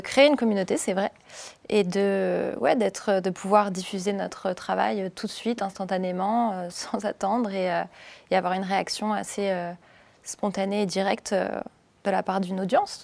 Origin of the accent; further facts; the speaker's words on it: Cannes, Provence-Alpes-Côte d'Azur, France; je viens de Cannes